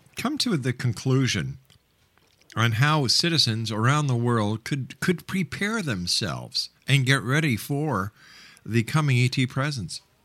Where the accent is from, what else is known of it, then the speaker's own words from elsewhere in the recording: Canada; as a Canadian